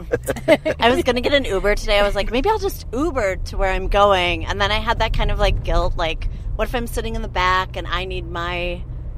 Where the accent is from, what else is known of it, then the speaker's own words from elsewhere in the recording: Minneapolis, Minnesota, United States; moved away; I'm from Minneapolis, Minnesota